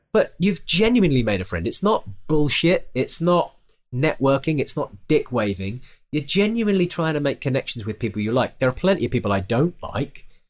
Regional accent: United Kingdom; it's very different in the United Kingdom. We're very, uh, we're very British about it all

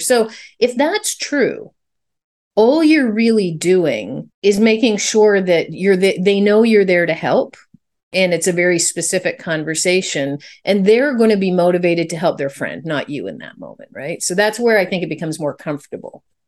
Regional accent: Canada; I'm Canadian

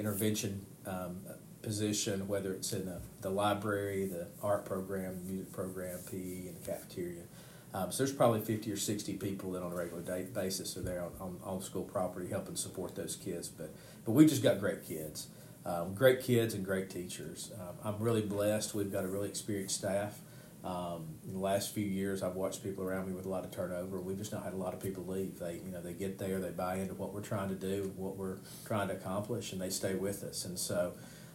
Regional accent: United States; I grew up around Hazelwood. My grandmother lived across the street from the old Hazelwood school

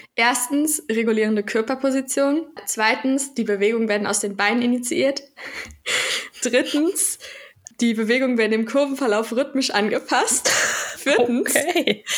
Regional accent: Central Germany, Germany; ich komme aus der Mitte Deutschlands

